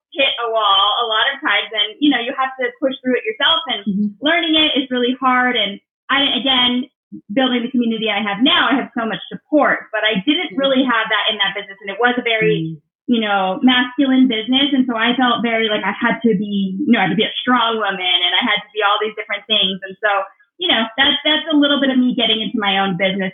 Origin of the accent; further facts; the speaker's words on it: Southern California, United States; I'm from Southern California, born and raised in Southern California